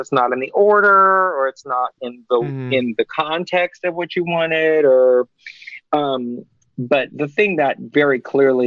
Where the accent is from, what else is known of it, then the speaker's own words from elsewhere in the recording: New York, United States; I'm from New York.